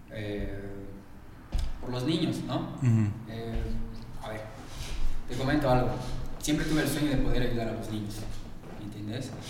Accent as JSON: {"language": "Spanish", "country": "Bolivia", "said": "profe, mira, soy de Bolivia, eh, vine aquí a entrenar"}